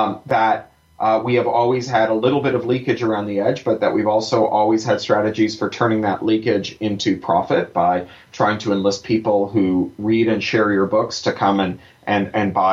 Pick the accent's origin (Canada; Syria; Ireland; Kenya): Canada; I'm a Canadian